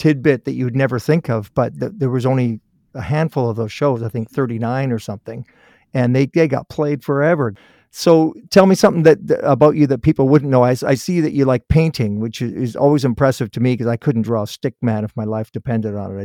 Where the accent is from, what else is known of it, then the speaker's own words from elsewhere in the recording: Guelph, Ontario, Canada; moved away; I was born in Guelph, so I'm familiar with that area